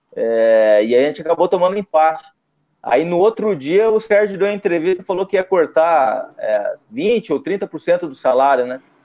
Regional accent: Curitiba, Paraná, Brazil; Eu sou de Curitiba, então temos três clubes lá na capital. É, eu nasci em 84

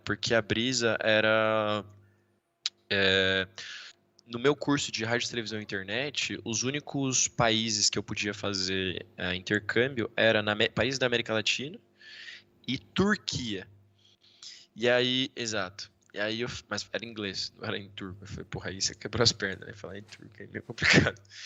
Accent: Brazil; moved away as an adult; also born or lived in United States; now in Valladolid, Spain; eu sou do Brasil

